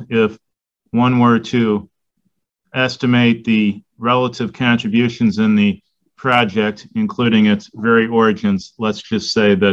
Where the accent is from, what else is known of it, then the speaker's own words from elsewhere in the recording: Chicago, Illinois, United States; moved away as an adult; now in Milwaukee, United States; the far south side of the city, uh, Beverly, about 103rd oh. and Western.